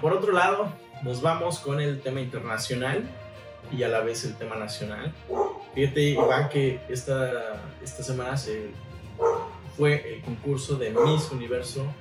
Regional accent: San Antonio Coajomulco, Tlaxcala, Mexico; now in Puerto Vallarta, Mexico; Yo soy del estado de Tlaxcala y lo vuelvo a decir, soy de por allá

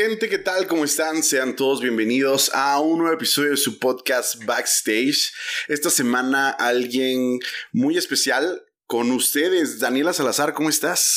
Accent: Oaxaca, Mexico; moved away as an adult; also born or lived in Mexico City; now in Guadalajara, Mexico; yo nací en Ciudad de México y crecí en Oaxaca

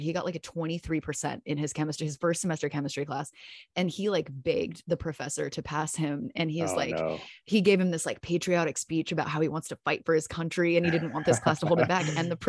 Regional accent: San Diego, California, United States; So I consider my hometown San Diego, because I spent a good majority of my partial time with my dad there. And then I went to the first part of my college career in San Diego and spent many years there.

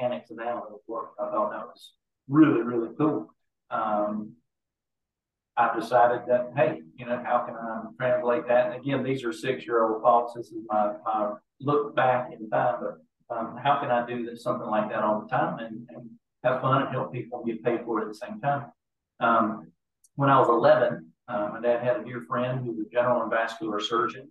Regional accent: Eastern North Carolina, United States; I grew up in Eastern North Carolina.

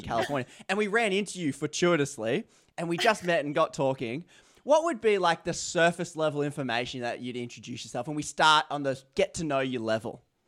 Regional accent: Australia; as an Australian

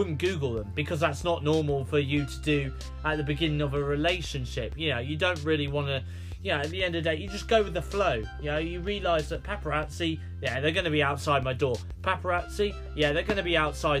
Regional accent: United Kingdom; accent: British; I'm from the UK, you know, they do pick up on the fact that I'm from the UK with my British accent.

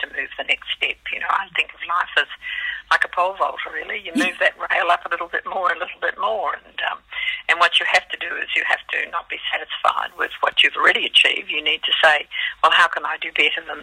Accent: Australia; now in New Zealand; I'm Australian, living in New Zealand.

